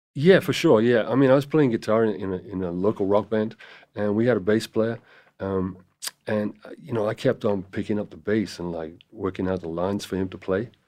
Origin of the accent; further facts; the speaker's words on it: Cardiff, Wales, United Kingdom; moved away as an adult; also born or lived in London; now in Los Angeles, United States; I was born in Cardiff in Wales